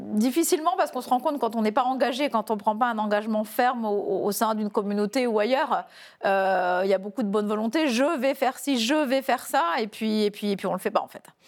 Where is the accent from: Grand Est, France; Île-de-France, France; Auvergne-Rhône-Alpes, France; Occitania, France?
Grand Est, France; Épernay; je suis tombée dans les petites bulles quand j'étais petite à Épernay